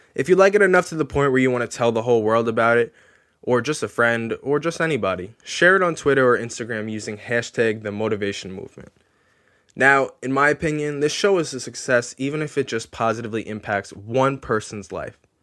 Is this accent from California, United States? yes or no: no; Long Island, New York, United States; I was born and raised on Long Island